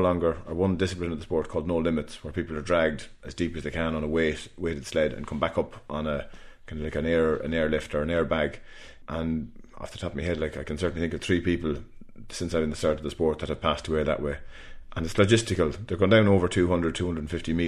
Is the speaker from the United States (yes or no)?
no; Ireland; In Ireland we say Giagwich